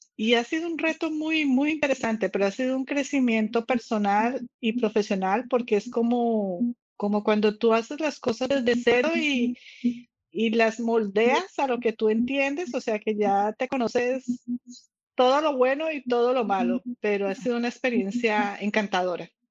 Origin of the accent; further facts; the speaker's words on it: Dominican Republic; al nivel de nosotros como República Dominicana o como país tercermundista